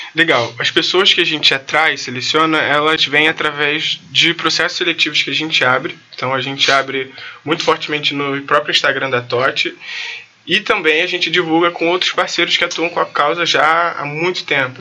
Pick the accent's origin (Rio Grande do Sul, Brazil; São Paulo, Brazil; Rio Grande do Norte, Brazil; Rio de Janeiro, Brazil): Rio de Janeiro, Brazil; nasci na Tijuca, moro na Tijuca até hoje